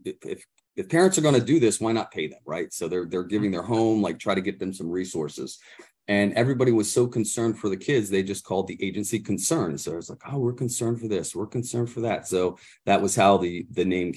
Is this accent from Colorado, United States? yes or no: no; Mechanicsburg, Pennsylvania, United States; I'm actually from the Mechanicsburg area